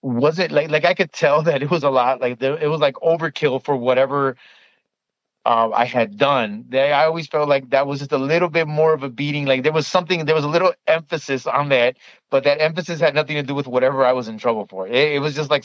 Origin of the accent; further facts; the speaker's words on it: Chicago, Illinois, United States; I am originally from Chicago, born and raised